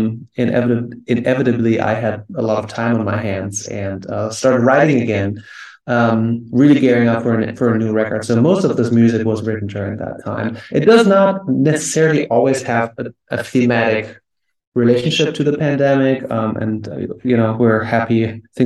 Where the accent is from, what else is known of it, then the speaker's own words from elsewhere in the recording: Germany; moved away as an adult; also born or lived in New York; now in United States; I'm originally from Germany and I came to the US in 2010.